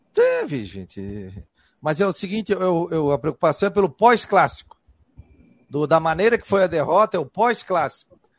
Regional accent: Florianópolis, Santa Catarina, Brazil; Na minha área também, pô. Sou do Morro

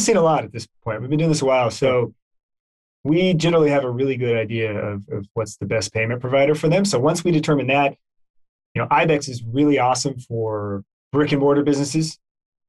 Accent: Texas, United States; growing up in Texas

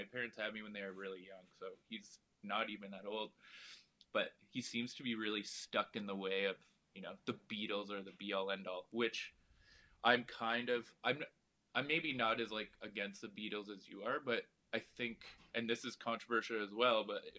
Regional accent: London, Ontario, Canada; London, Ontario.

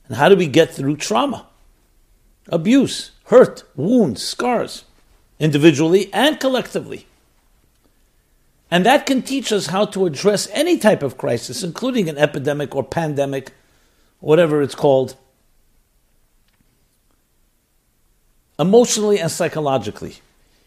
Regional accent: United States; I'm an American. I was born in the United States of America

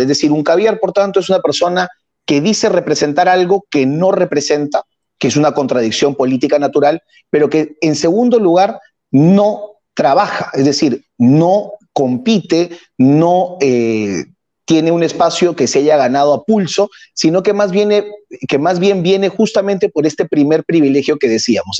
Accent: Peru; como peruano

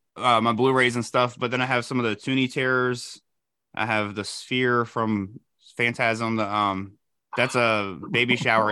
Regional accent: Elizabeth City, North Carolina, United States; right here in my hometown of Elizabeth City, North Carolina.

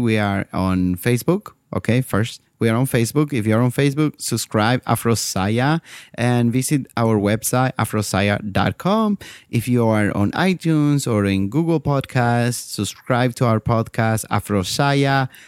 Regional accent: Bolivia; moved away; my home country, Bolivia

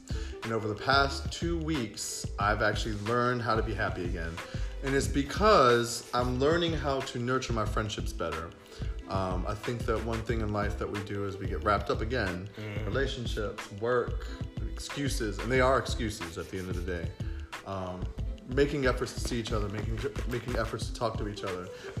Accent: Florida, United States; also born or lived in West Virginia / Washington, D.C.; now in New York, United States; I was born in West Virginia, raised in Florida, lived in D.C. for 14 years, but I've been in New York for 7 years. So technically, I'm a New Yorker.

